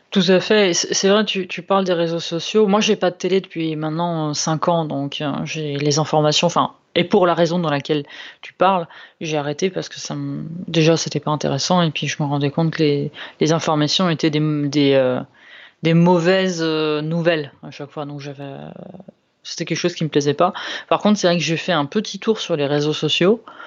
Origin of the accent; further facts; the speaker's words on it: Lombardy, Italy; now in France; je viens de, de Lombardie